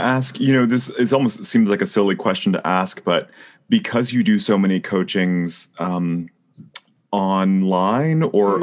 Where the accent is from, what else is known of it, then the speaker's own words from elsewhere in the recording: San Jose, California, United States; moved away; I am also from San Jose